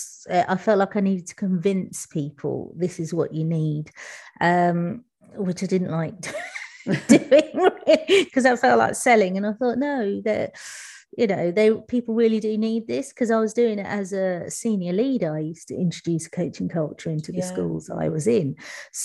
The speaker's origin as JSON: {"language": "English", "region": "London", "country": "United Kingdom", "said": "I'm from East London. I moved to West London when I became a teacher, which wasn't until I was 28"}